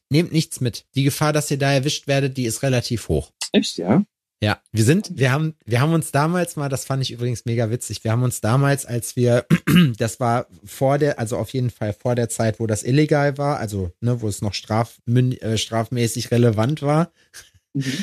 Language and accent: German; Region south of Dortmund, North Rhine-Westphalia, Germany; eine Stunde, also 40 Minuten brauchst du dann noch Richtung Süden von Dortmund aus. So, wenn ähm, da, wo ich ja herkomme, gebürtig